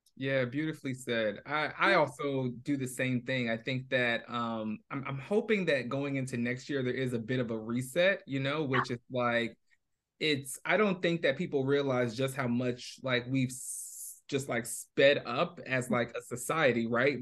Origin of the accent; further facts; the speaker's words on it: New York, United States; moved away as an adult; now in Bay Area, United States; I was born and raised in New York